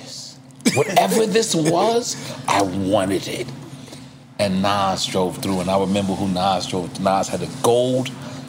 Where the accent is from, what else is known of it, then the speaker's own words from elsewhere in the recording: New York City, New York, United States; I'm not from Queensbridge. I'm from Left Rack.